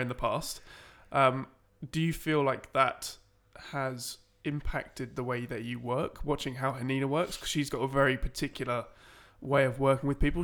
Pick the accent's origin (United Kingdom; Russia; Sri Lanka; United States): United Kingdom; Medway, Kent, South East England; a Kent lad myself